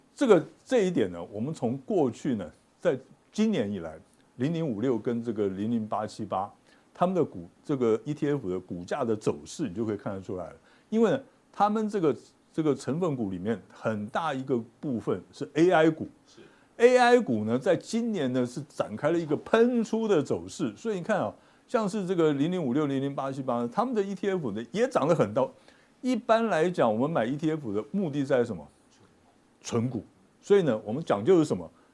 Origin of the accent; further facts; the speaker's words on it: Taiwan; 这是我们台湾人最会的